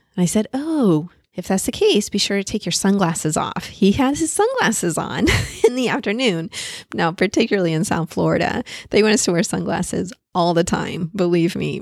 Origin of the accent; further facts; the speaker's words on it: Paris, Île-de-France, France; moved away; I was born in Paris